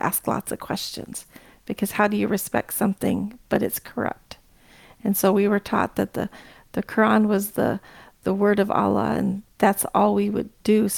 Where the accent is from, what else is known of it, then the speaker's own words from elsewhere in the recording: United States; also born or lived in Kabul, Afghanistan; growing up in America with a Muslim parent